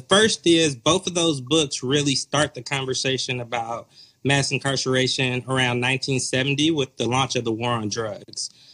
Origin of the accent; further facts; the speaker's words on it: Atlanta, Georgia, United States; moved away as an adult; also born or lived in Appalachian Mountain region / Oakland, California; now in Chicago, United States; born and raised in the Metro Atlanta area